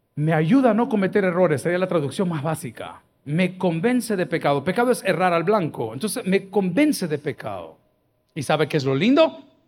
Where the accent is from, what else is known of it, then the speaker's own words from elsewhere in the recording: El Salvador; soy del Salvador